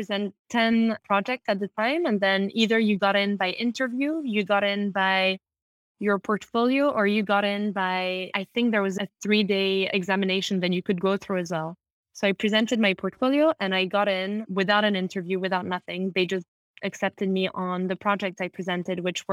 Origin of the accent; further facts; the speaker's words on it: London, United Kingdom; I grew up in London. I'm half French, half Italian